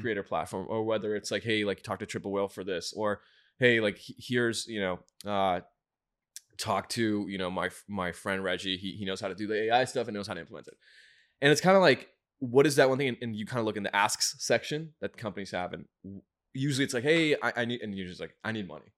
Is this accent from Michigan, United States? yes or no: yes; Michigan, United States; moved away as an adult; I grew up in Michigan